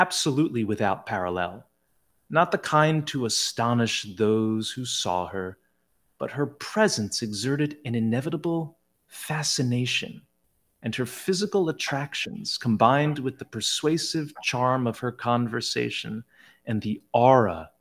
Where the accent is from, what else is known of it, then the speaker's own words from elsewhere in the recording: Southern New Jersey, United States; I hail from Southern New Jersey, a heavily Italian-American influenced area. So you should see the names of my graduating class from high school